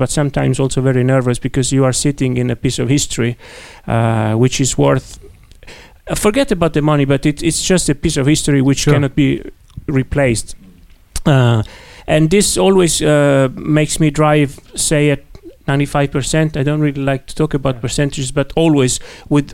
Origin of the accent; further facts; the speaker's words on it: Italy; accent: Italian; English is a second language; My Italian accent